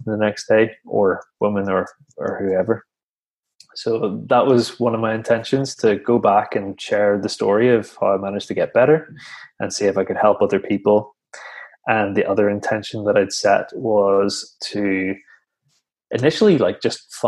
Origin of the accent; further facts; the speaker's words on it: Northern Ireland, United Kingdom; back in Northern Ireland, where I'm from